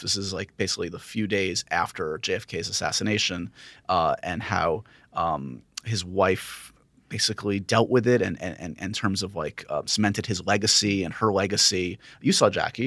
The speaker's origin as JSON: {"language": "English", "town": "New York City", "region": "New York", "country": "United States", "tie": "born or raised there", "said": "I grew up here in New York City"}